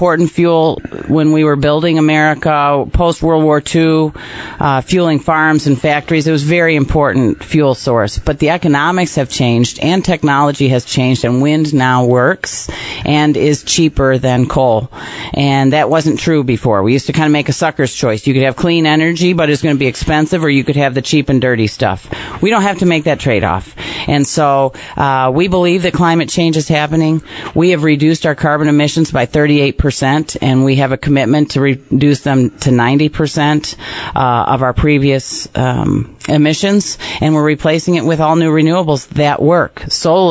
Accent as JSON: {"language": "English", "town": "Napoleon", "region": "Michigan", "country": "United States", "tie": "born or raised there", "said": "I live in my hometown. I live next door to my sister, next door to my dad, right where I grew up on this amazing lake, Wolf Lake, out in Napoleon"}